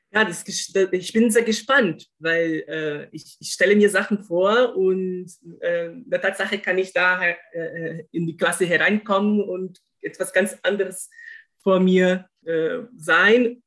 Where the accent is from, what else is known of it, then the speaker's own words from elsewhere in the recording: Brazil; German is a second language; moved away; dass ich mich als Brasilianer bezeichne